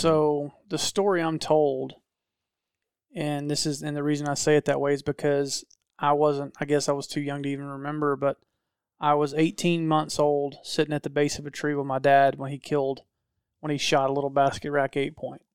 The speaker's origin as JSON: {"language": "English", "region": "Georgia", "country": "United States", "said": "I'm a redneck from Georgia"}